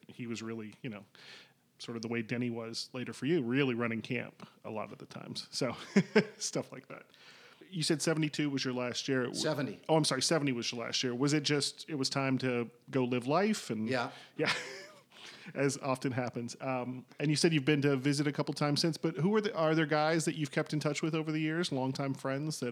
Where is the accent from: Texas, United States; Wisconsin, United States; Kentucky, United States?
Kentucky, United States; also born or lived in Indiana; Growing up in Kentucky, the Kentucky Wildcats are literally a religion